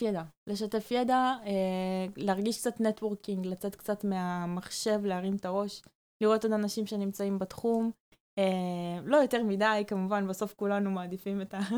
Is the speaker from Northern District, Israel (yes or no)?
yes; Karmiel, Northern District, Israel; now in Tel Aviv, Israel; אני מכרמיאל במקור